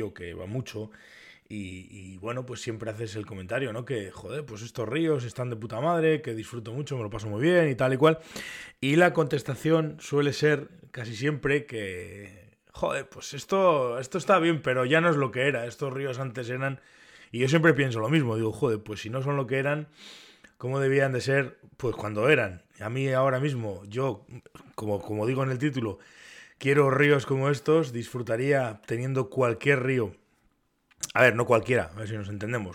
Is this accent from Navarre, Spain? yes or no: yes; Navarre, Spain; como Navarro y como pescador en Navarra